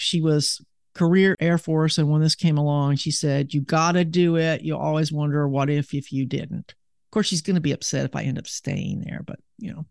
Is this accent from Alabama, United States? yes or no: yes; Huntsville, Alabama, United States; also born or lived in Seattle, Washington / Birmingham, Alabama; I was born in Seattle, in Washington, but I moved to Alabama back in nineteen sixty-four